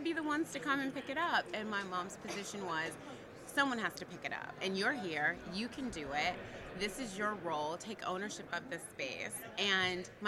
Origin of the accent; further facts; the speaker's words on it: Atlanta, Georgia, United States; also born or lived in Virginia / Tennessee / Texas / California; now in New York, United States; I am originally from Atlanta, Georgia